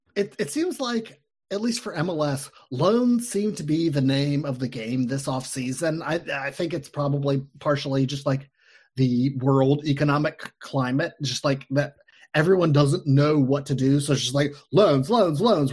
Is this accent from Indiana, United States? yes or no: no; Cincinnati, Ohio, United States; I'm from Cincinnati